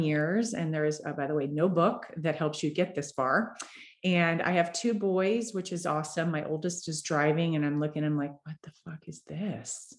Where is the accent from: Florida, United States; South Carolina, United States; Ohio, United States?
Florida, United States; now in Denver, United States; I'm from Florida